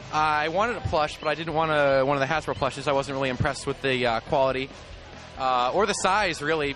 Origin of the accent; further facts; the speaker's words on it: Massachusetts, United States; I'm from Massachusetts.